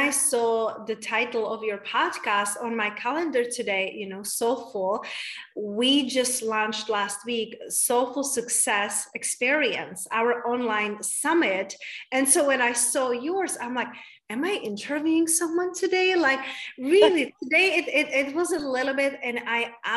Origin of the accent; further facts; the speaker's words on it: Czechia; also born or lived in London / Spain / United States; now in Tulum, Mexico; I moved from Czech Republic, and I live in London, and I live in Spain, and then I live in the United States for 11 years